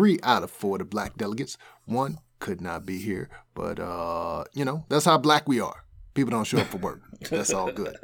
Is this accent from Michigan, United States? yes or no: no; St. Louis, Missouri, United States; We are from St. Louis, Missouri